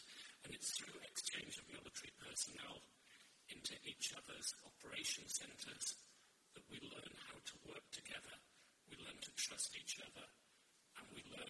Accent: United Kingdom; As one British officer on a base of 750 French

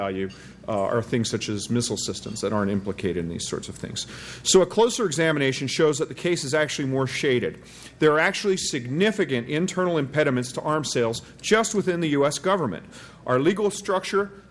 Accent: Quebec, Canada; now in United States; I am of French ancestry, but I'm actually Quebecois

